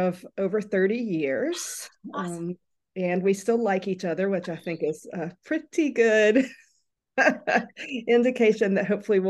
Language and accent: English; North Carolina, United States; Well, I am from North Carolina and I grew up really from the time I was walking collecting seashells.